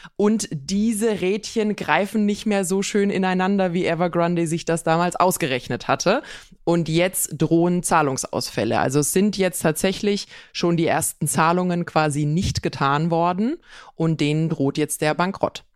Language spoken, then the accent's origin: German; Swabia, Germany; bei uns in Schwaben